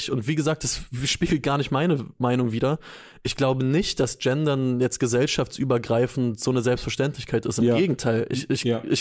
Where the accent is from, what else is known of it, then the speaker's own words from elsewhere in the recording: Lower Saxony, Germany; ich komme komm